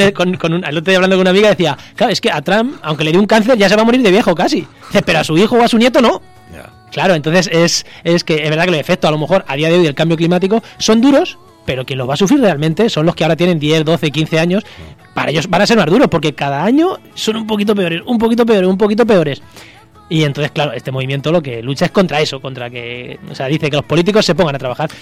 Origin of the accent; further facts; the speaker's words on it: Albacete, Castilla-La Mancha, Spain; Yo que soy de Albacete